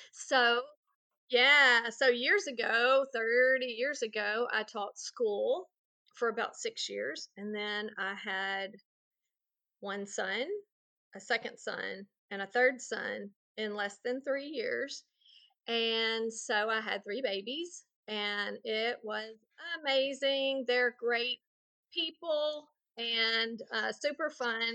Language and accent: English; Texas, United States; now in Louisiana, United States; I'm from Louisiana. I did grow up in Texas, but I've been in Louisiana for 30 years